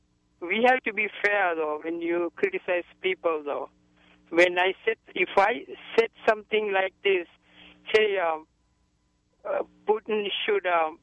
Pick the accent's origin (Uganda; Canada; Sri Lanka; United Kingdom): Sri Lanka; now in United States; I was born in Sri Lanka